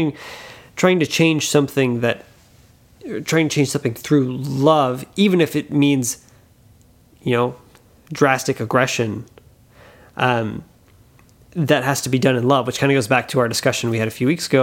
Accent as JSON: {"language": "English", "region": "Louisiana", "country": "United States", "said": "I'm from Louisiana"}